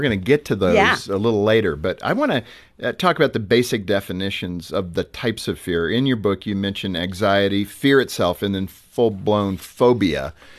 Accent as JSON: {"language": "English", "region": "California", "country": "United States", "tie": "born or raised there", "said": "I grew up in California, so I, you know, it's kind of a thrill as a kid when you got the rumble."}